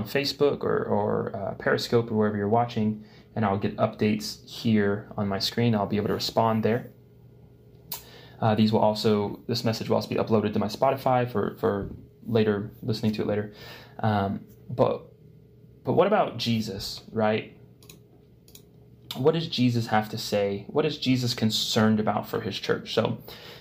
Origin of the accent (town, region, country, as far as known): United States